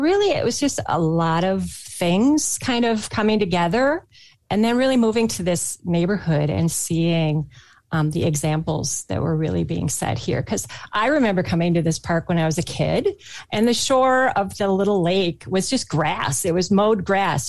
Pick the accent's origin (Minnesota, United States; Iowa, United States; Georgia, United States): Minnesota, United States; I grew up in Minnesota